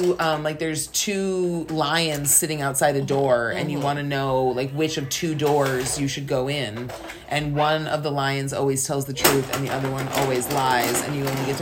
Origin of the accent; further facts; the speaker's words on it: Wisconsin, United States; now in Pittsburgh, United States; when we go visit my homeland in Wisconsin